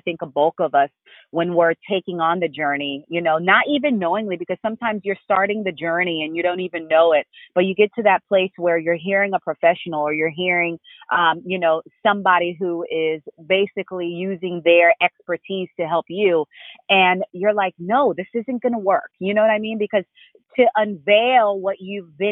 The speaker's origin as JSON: {"language": "English", "region": "Florida", "country": "United States", "tie": "born or raised there", "also_born_or_lived": "Haiti", "said": "I was born in Haiti and raised here in Florida"}